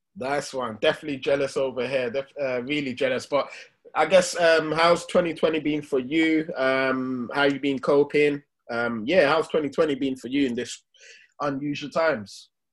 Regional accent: London, United Kingdom; we grew up in Hackney

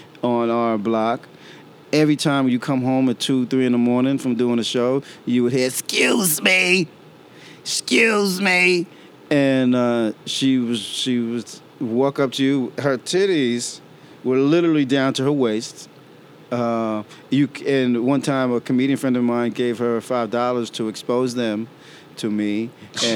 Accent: Long Island, New York, United States; also born or lived in Bronx, New York / Brooklyn, New York; now in Harlem, New York, United States; I grew up in Long Island. Like, you know, I was a toddler in the Bronx, and then Long Island, you know, school years

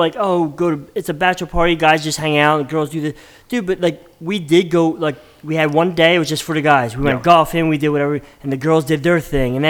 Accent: Bristol, Pennsylvania, United States; we grew up in Bristol Borough, so it was small.

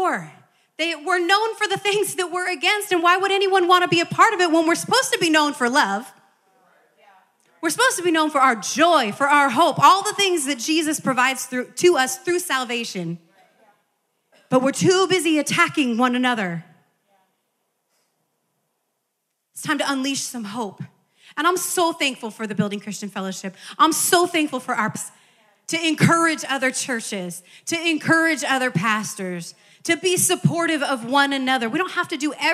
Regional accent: Midwest, United States; now in California, United States; as a child growing up in the Midwest

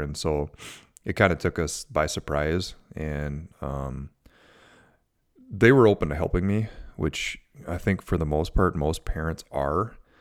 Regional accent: Minnesota, United States; I'm from Minnesota, from the Midwest

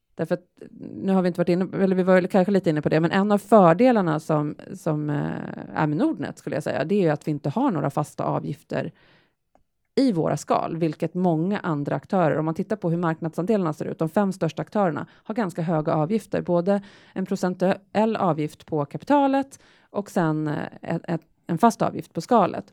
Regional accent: Sweden; vi svenskar

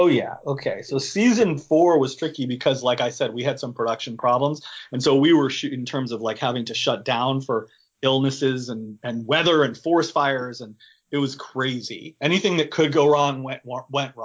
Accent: Michigan, United States; moved away as an adult; also born or lived in Wisconsin; I'm from Michigan. I went to Wisconsin. So like I had my share of cold weather, but I've lived out here for like 20 years

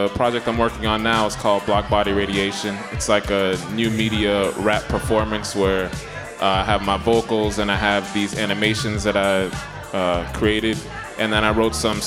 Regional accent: Florida, United States; moved away as an adult; now in New York, United States; I'm from Florida by way of Jamaica. I was born in Florida, both my parents from Jamaica. Been in New York for about 10 years now.

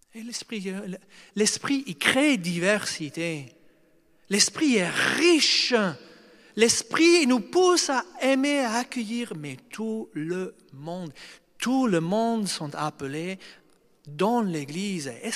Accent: Australia; moved away; je viens d'Australie, c'est un pays de mentalité européenne occidentale

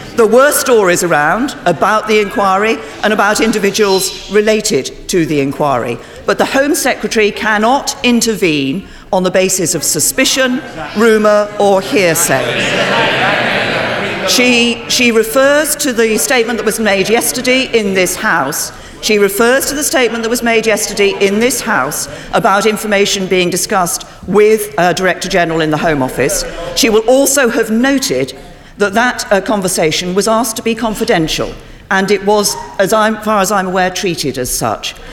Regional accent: South Wales, United Kingdom; having been born and, and growing up in South Wales

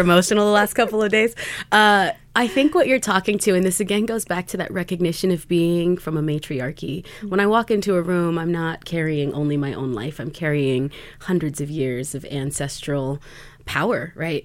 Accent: Nez Perce Nation of Idaho, United States; I am a citizen of the Nimipu Nation or Nez Perce Nation of Idaho um, and beyond

